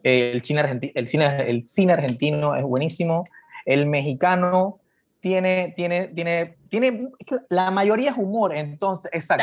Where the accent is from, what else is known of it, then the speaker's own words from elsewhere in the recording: Panama; nosotros como, como panameños